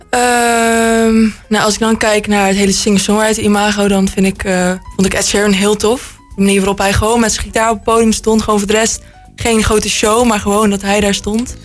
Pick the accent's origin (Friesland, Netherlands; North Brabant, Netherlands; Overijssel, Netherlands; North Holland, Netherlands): North Brabant, Netherlands; Roosendaal; ik ben 17 jaar en ik kom uit Roosendaal.